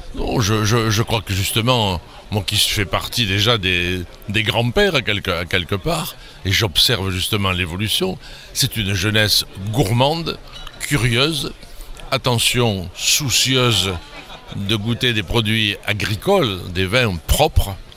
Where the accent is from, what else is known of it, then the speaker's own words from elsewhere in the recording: centre of France, France; also born or lived in Bordeaux; now in Saint-Émilion, France; je suis originaire du centre de la France.